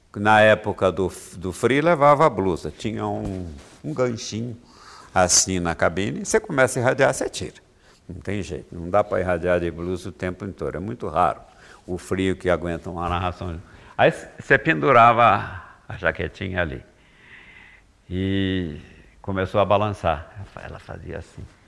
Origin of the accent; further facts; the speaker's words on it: Minas Gerais, Brazil; moved away; Minas Gerais, eu sou mineiro